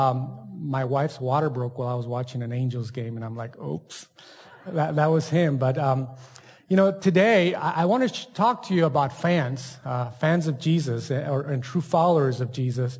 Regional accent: El Paso, Texas, United States; also born or lived in Ciudad Juárez, Mexico; I grew up in Juarez and then El Paso

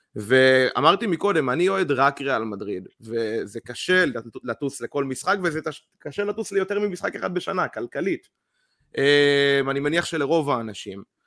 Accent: Israel

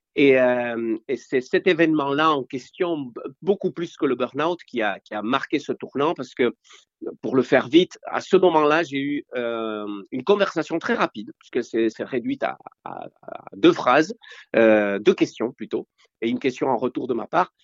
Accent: Spain; moved away; je viens de l'Espagne post-franquiste et moi, à l'époque, soit tu naissais dans une famille riche, soit tu naissais dans une, naissais, pardon, dans une famille pauvre. Donc nous, on était pauvres.

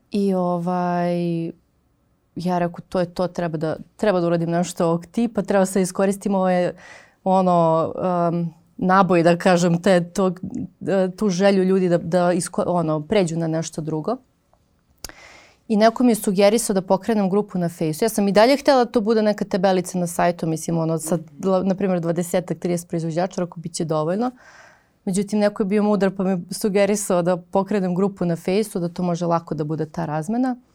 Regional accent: Kraljevo, Raška District, Serbia; also born or lived in Novi Beograd, Belgrade; now in Belgrade, Serbia; ja sam iz Kraljeva, imala sam babu na selu, u Viči, u Dragačevu, ali za sve ostalo smo nekako imali tu nekog u kraju, neko nešto pravi.

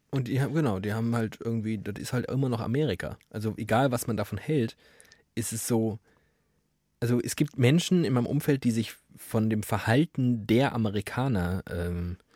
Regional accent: Black Forest North National Park, Baden-Württemberg, Germany; Also ich komme aus dem Nationalpark

